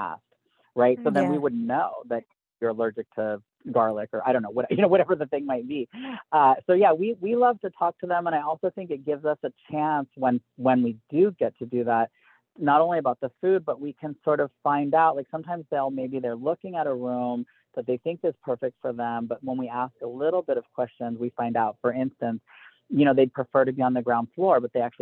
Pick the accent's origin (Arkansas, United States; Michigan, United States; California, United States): California, United States; Southern; now in Northern New Mexico, United States; I grew up with no seasons, right, in Southern California.